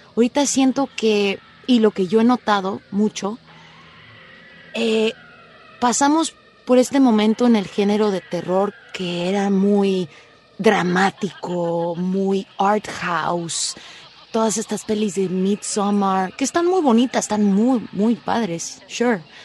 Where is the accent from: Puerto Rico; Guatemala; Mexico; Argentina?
Mexico; moved away; me fui de México hace tantos años